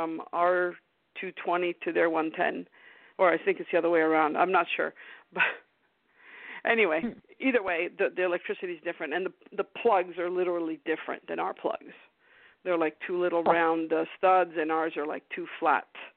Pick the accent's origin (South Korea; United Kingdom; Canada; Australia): Canada; moved away; I was born in Canada